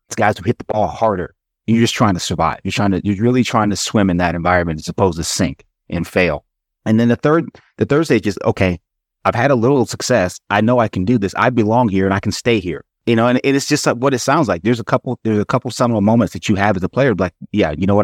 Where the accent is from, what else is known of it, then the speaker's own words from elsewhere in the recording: Atlanta, Georgia, United States; when I was a kid, you know, I grew up in Atlanta